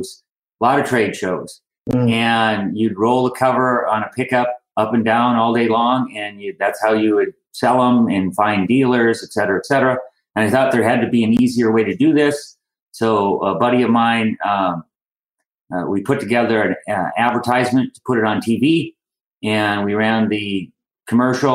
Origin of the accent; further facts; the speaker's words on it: Minot, North Dakota, United States; I'm from originally from Minot, North Dakota, and I graduated from Ike Alternative School there